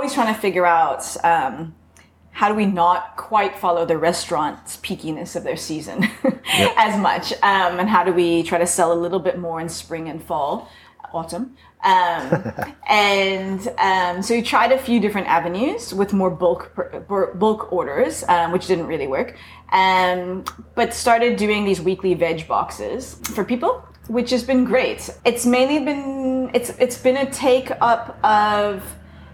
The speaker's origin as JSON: {"language": "English", "area": "Bay Area", "region": "California", "country": "United States", "tie": "born or raised there", "also_born_or_lived": "New York State", "moved": "as an adult", "lives_now": "Hout Bay, South Africa", "said": "I grew up in the Bay Area, where, I mean, I remember fields of apple"}